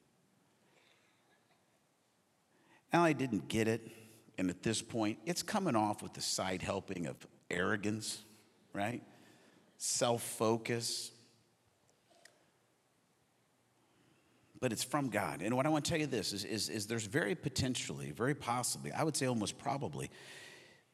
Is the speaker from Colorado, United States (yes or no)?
no; Arizona, United States; I grew up in Arizona